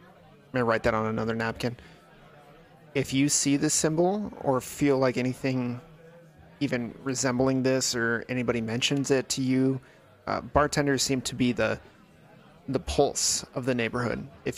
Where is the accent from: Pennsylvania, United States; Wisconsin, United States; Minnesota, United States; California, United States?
California, United States; Los Angeles; I'm from California. I told you that, Los Angeles.